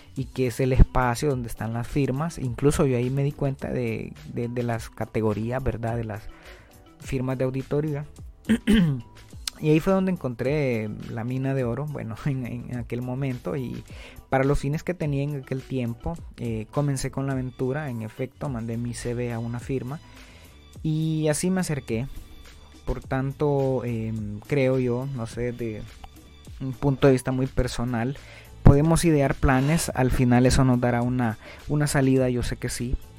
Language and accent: Spanish; Honduras